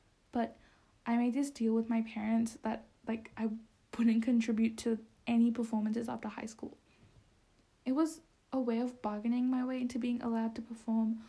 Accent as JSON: {"language": "English", "country": "Bangladesh", "moved": "yes", "said": "Bangladesh, which is where I'm from"}